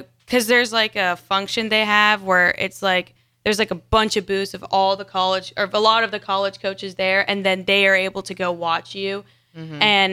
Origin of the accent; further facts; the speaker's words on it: Texas, United States; moved away as an adult; now in Nebraska, United States; I'm from Texas